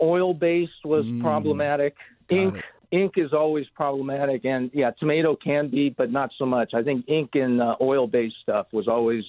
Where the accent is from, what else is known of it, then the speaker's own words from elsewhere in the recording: Los Angeles, California, United States; I grew up in Los Angeles.